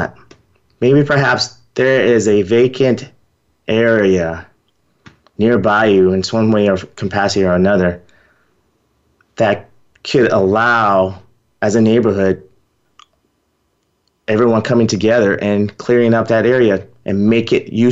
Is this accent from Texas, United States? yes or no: yes; Texas, United States; I'm from Texas. It's hot in Texas.